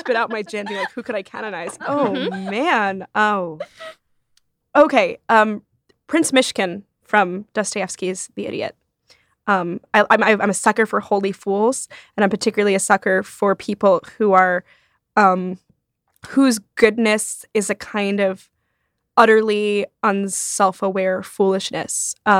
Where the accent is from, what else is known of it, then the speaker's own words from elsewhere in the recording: Rome, Lazio, Italy; I grew up partly in Rome.